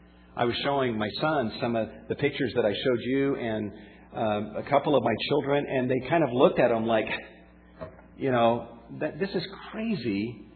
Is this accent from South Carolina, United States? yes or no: yes; South Carolina, United States; also born or lived in Georgia / Florida; now in California, United States; And as I grew up in the Southeast, in South Carolina, in Georgia, in Florida, I witnessed a lot of racism. In fact, it was not until we moved out to California back in 1988.